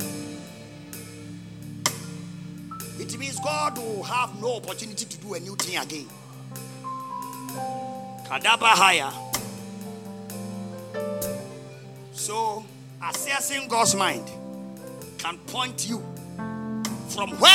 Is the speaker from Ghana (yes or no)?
yes; Ghana; English is a second language; also born or lived in Accra / Asante Mampong; Everybody knows me in my hometown with my Muslim name till today.